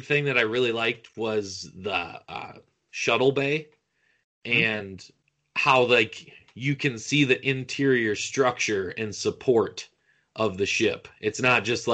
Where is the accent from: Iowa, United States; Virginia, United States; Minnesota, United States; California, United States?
Iowa, United States; I'm an Iowa guy, born and raised in Iowa.